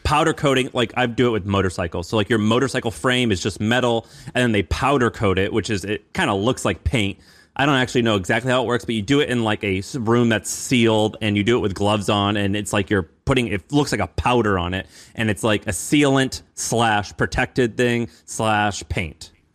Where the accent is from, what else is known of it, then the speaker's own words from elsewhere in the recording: Missouri, United States; I'm from Missouri